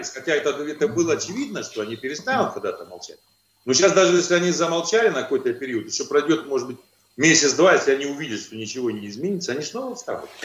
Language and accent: Russian; Kazakhstan; born there; могу, могу еще добавить то, что я родился в Казахстане, мне 54 года